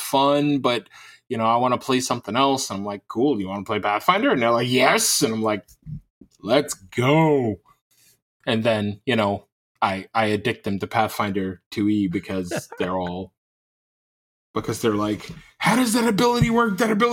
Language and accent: English; New York, United States; now in Southern Michigan, United States; I'm from New York, and that's where I mostly lay my head